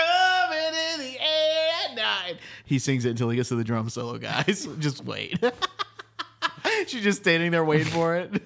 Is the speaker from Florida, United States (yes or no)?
yes; Tampa, Florida, United States; Guys, we're from Tampa.